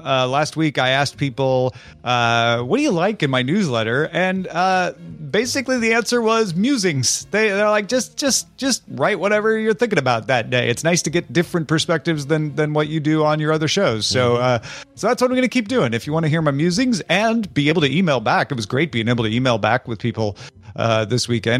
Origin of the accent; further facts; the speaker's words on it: Central Time Zone, United States; moved away; I grew up in Central Time. I always feel like we were trained from birth to convert Eastern to Central.